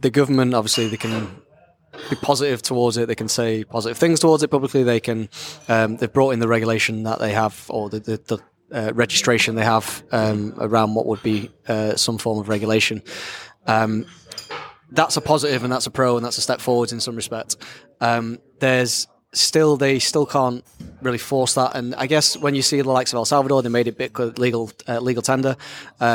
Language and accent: English; Blackpool, North West England, United Kingdom; now in Isle of Man; I'm also Lancashire.